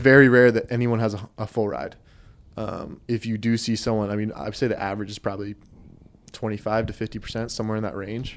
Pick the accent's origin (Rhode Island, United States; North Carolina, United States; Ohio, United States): North Carolina, United States; Raleigh; also born or lived in Wilmington, North Carolina; I grew up in Raleigh, then moved down here for school